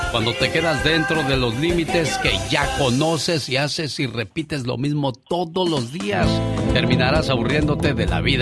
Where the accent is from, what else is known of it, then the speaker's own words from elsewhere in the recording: Guadalajara, Jalisco, Mexico; moved away; Un día salí de Guadalajara, pero Guadalajara nunca salió de mí.